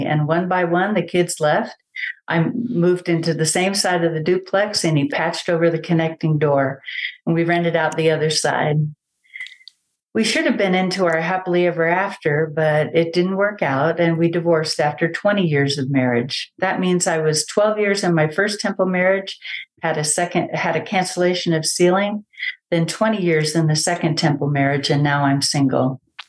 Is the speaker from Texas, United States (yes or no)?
yes; San Antonio, Texas, United States; also born or lived in Germany / Panama; I was born in Germany. I have two older brothers and one younger brother. I went to first grade in Panama, second grade on in San Antonio. Yep, dad was in the military.